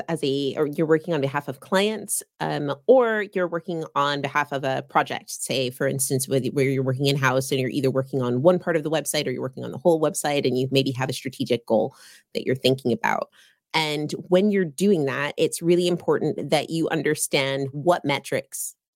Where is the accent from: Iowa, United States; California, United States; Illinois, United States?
California, United States; now in United Kingdom; I am based in the UK, but I am a California girl at heart.